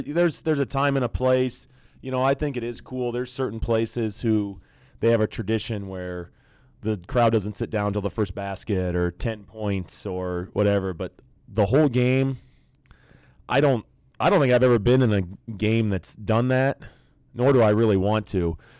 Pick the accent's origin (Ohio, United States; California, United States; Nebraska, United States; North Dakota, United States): Nebraska, United States; growing up in Nebraska in the nineties, I was an outlier